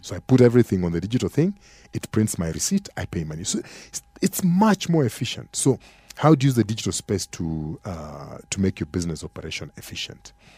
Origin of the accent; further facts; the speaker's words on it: Kenya; as an African or as a Kenyan consumer